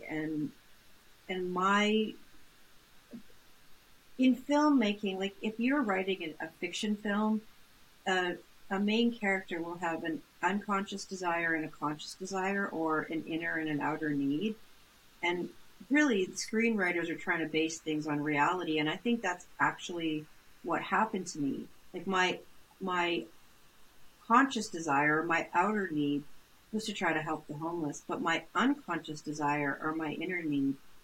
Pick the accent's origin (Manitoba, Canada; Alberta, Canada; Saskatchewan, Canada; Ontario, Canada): Manitoba, Canada; Brandon; I grew up in Brandon, Manitoba